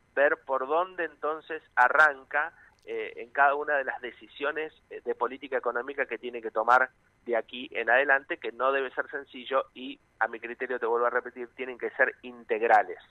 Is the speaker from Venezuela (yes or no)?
no; Argentina; cómo somos los, los argentinos y las argentinas